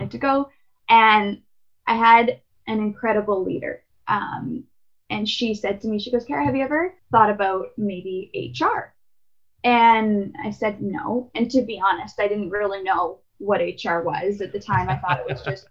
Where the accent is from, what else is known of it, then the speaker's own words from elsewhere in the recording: Winnipeg, Manitoba, Canada; I was born and raised in Winnipeg